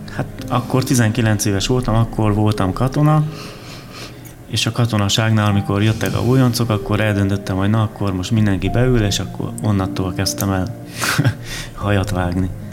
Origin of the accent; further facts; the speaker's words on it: Odorheiu Secuiesc, Harghita County, Romania; now in Hungary; én Erdélyből származom